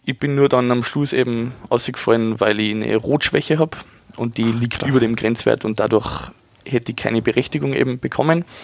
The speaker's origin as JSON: {"language": "German", "area": "Pinzgau", "region": "Salzburg", "country": "Austria", "tie": "born or raised there", "moved": "yes", "lives_now": "Ingolstadt, Germany", "said": "meine Heimat ist nicht Bayern, meine Heimat ist das wunderschöne Österreich, in dem Fall mitten aus die Berg. Binskau"}